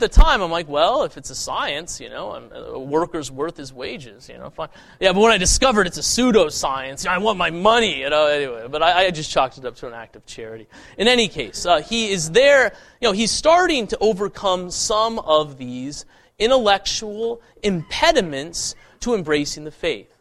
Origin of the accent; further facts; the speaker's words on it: Boulder, Colorado, United States; growing up in the People's Republic of Boulder, Colorado